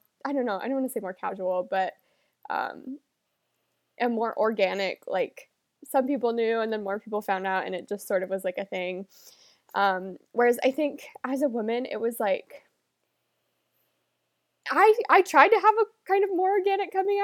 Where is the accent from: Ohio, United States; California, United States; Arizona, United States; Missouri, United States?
Arizona, United States; Chandler; also born or lived in Olympia, Washington; I grew up in Arizona.